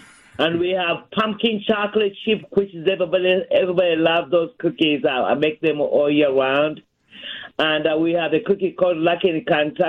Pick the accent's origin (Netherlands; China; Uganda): Uganda; also born or lived in New Mexico, United States; now in Louisville, United States; I was born under a banana tree in Uganda, Africa.